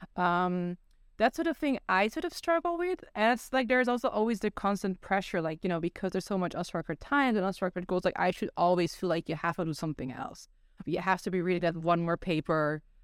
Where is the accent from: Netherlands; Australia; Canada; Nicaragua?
Netherlands; also born or lived in South Korea; now in United States; growing up in Netherlands